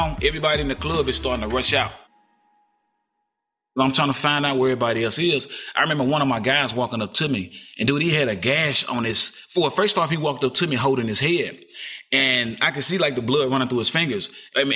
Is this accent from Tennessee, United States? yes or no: yes; Jackson, Tennessee, United States; I'm a positive artist out of my hometown of Jackson, Tennessee. I'm from the east side of Jackson, Tennessee